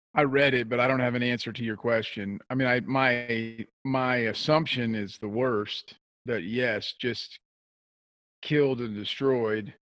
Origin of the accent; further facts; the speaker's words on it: South Central Kansas, United States; I grew up in South Central Kansas